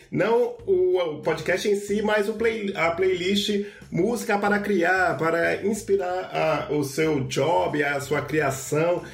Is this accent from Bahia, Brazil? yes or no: yes; Salvador, Bahia, Brazil; eu sou aqui de Salvador